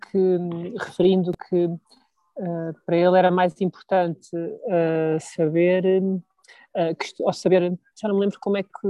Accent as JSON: {"language": "Portuguese", "country": "Portugal", "said": "eu como português, nós como portugueses, somos um bocado malinhos, somos muito mansinhos"}